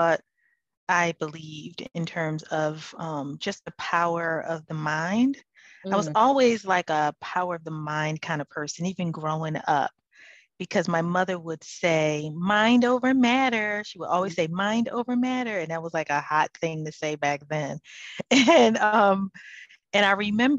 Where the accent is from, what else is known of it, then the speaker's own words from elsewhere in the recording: Philadelphia, Pennsylvania, United States; I'm actually from Philadelphia